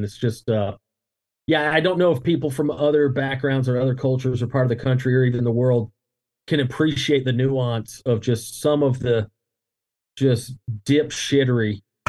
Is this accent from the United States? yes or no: yes; the South, United States; growing up in the South